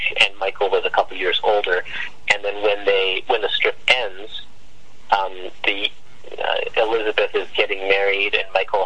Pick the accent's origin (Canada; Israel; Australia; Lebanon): Canada; And I'm Canadian. I live in Vancouver.